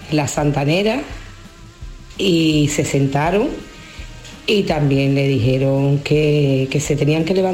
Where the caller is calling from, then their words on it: Huelva, Andalusia, Spain; de Huelva.